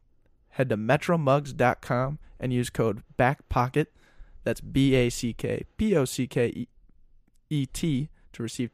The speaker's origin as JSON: {"language": "English", "region": "Colorado", "country": "United States", "moved": "as an adult", "lives_now": "Minneapolis, United States", "said": "And I'm from Colorado originally."}